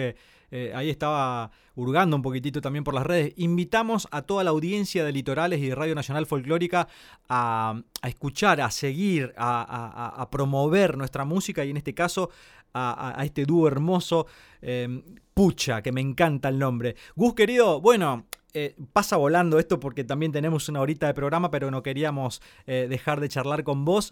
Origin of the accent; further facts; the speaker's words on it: Corrientes, Argentina; siendo correntino